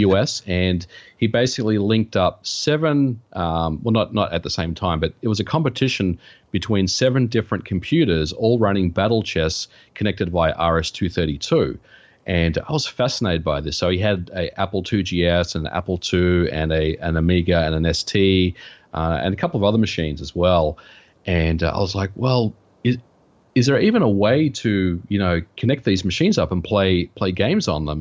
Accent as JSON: {"language": "English", "country": "Australia", "tie": "born or raised there", "moved": "yes", "lives_now": "United States", "said": "I, I grew up in Australia"}